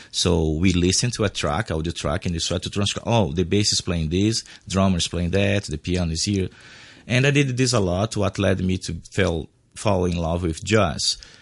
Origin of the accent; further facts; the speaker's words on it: Brazil; English is a second language; moved away as an adult; now in Hong Kong; I'm a Brazilian artist, yes. I'm born from Brazil